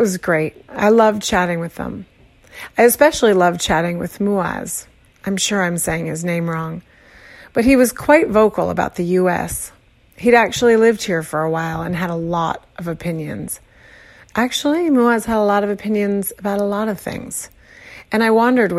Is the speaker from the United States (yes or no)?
yes; Arizona, United States; now in Brooklyn, New York, United States; I was born in Arizona, which is even further away from here